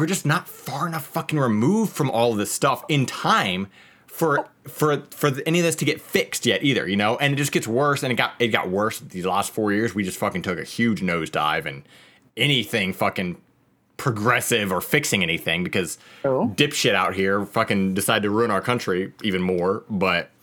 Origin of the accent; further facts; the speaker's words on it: Cincinnati, Ohio, United States; also born or lived in Tampa, Florida; now in Washington, United States; I'm originally from Cincinnati. So, Cincinnati, Ohio